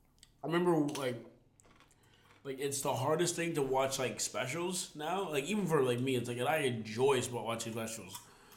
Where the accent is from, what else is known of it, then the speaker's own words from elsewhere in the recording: Jamaica; No, I'll have kids because I mean I'm Jamaican and we have to have kids.